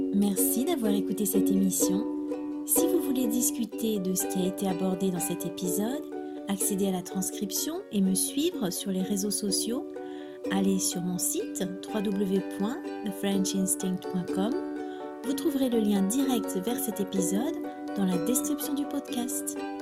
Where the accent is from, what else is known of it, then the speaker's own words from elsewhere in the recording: France; also born or lived in Brittany; je suis française